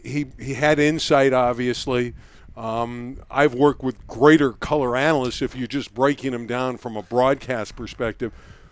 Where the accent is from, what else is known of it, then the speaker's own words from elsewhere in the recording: Los Angeles, California, United States; growing up in Los Angeles